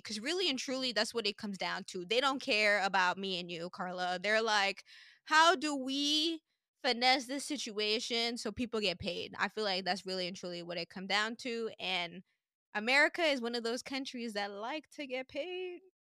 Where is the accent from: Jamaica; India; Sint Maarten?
Sint Maarten; now in United States; growing up in Saint Martin